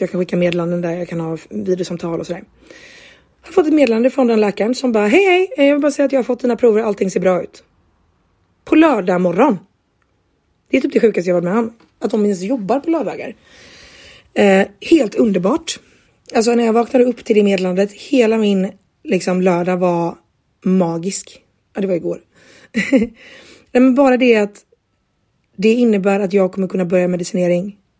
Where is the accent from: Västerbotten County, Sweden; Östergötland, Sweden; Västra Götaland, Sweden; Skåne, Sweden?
Västra Götaland, Sweden; Gothenburg; now in Jönköping, Sweden; hemma i Göteborg, eh, eller hemma hos mina föräldrar